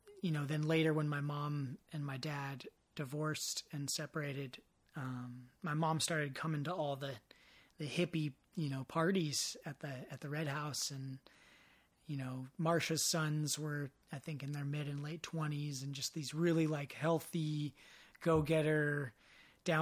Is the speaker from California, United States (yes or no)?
yes; Marin, California, United States; growing up in Marin, the birthplace of mountain biking.